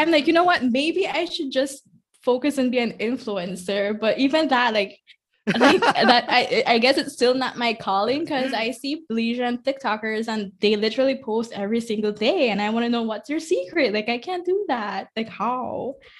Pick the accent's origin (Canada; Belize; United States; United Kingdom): Belize; Corozal, Corozal District; also born or lived in Ladyville; I'm from Corozal. Um, I've also lived most of my life here